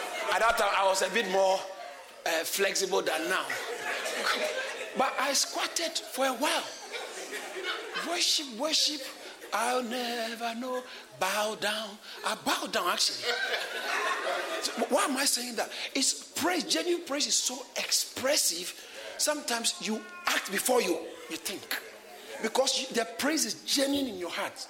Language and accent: English; Ghana; I grew up in Ghana and we didn't have too much that time